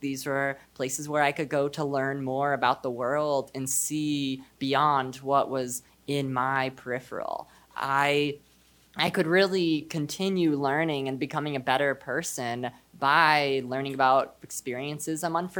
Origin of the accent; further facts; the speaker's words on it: Texas, United States; I am a student from Texas. I'm Jewish, and I am non-binary.